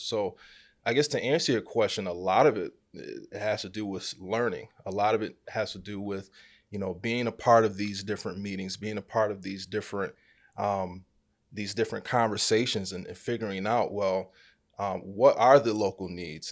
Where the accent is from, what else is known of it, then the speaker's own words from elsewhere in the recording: Rochester, New York, United States; Born and raised in Rochester, New York.